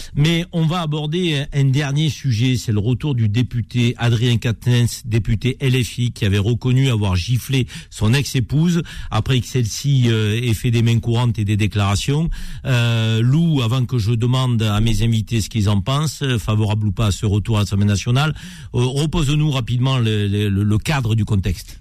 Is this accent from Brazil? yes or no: no; Avignon, Provence-Alpes-Côte d'Azur, France; je suis né à Avignon, dans la cité des papes